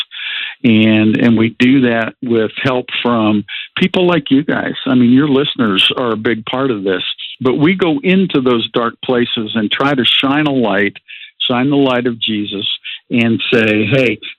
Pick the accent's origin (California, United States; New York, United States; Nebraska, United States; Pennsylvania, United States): Pennsylvania, United States; New Castle; I grew up in just outside Pittsburgh, Pennsylvania, in Newcastle, PA.